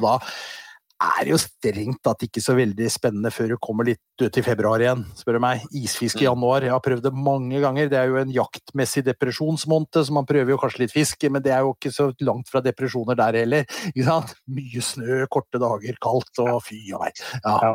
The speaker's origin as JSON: {"language": "Norwegian", "region": "Western Norway", "country": "Norway", "tie": "born or raised there", "said": "Jeg vokste opp på Vestlandet"}